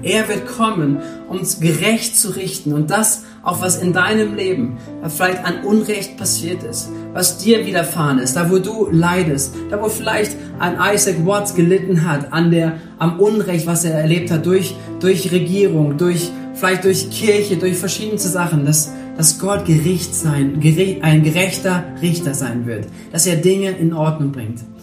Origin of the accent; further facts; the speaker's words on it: Germany; bei uns in Deutschland